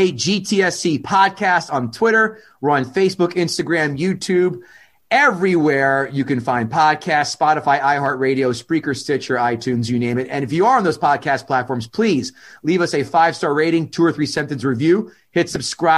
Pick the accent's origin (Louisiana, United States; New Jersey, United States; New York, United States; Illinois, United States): New Jersey, United States; I'm from Jersey